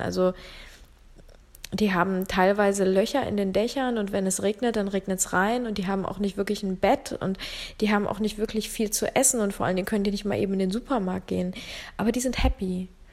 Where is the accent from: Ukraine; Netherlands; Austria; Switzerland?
Ukraine; now in Germany; ich komme aus der Ukraine ursprünglich und bin dann, ähm, nach Deutschland gekommen.